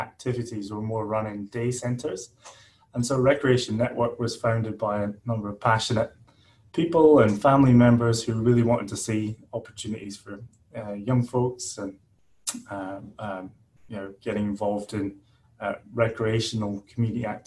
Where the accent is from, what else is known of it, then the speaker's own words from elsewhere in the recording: Aberdeenshire, northeast Scotland, United Kingdom; moved away as an adult; also born or lived in Edinburgh / Glasgow; now in Perth, Australia; I'm originally from Scotland, the northeast of Scotland, Aberdeenshire